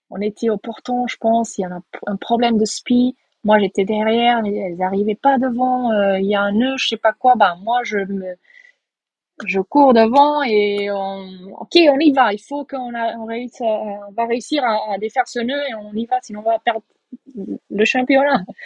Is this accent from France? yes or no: no; Portugal; Moi je suis portugaise